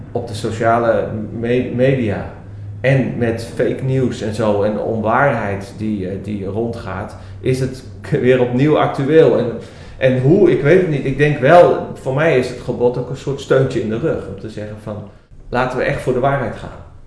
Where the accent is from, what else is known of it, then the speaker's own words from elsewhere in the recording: Netherlands; also born or lived in Belgium; als Nederlanders